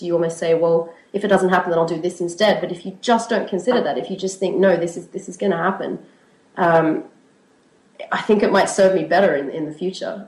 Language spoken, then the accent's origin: English; Australia; moved away as an adult; now in Edinburgh, United Kingdom; I was born in Australia. I've been living in Edinburgh for the past 4 years.